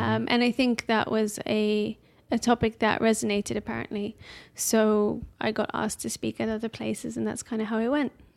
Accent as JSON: {"language": "English", "town": "Amsterdam", "region": "North Holland", "country": "Netherlands", "tie": "born or raised there", "also_born_or_lived": "Edinburgh, Scotland", "moved": "as an adult", "lives_now": "London, United Kingdom", "said": "I lived in various places up until age five 'cause of my dad's work, and then we kinda settled back in, in Amsterdam. And we have, um, I don't know, just your typi-, typical, like, primary school and high school there."}